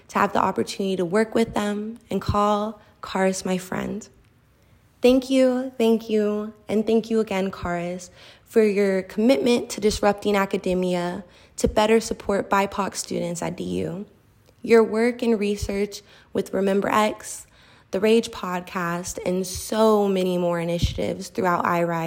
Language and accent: English; Colorado Springs, Colorado, United States; I grew up just south of here in Colorado Springs